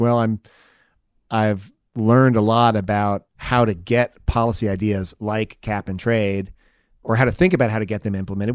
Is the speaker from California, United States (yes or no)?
yes; Palo Alto, California, United States; I grew up in Palo Alto in the Bay Area